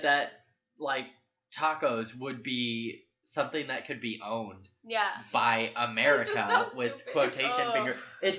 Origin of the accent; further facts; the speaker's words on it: San Diego, California, United States; No, I grew up in San Diego. Like, tacos are mine.